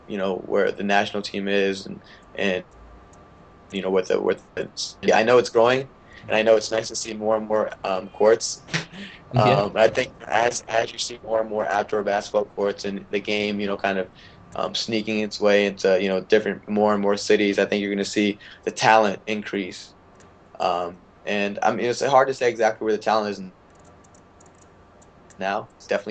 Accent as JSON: {"language": "English", "country": "India", "lives_now": "United States", "said": "I wanted to represent my home country, and playing the sport that I love. But I guess with the rules, because being an American citizen, I wouldn't be able"}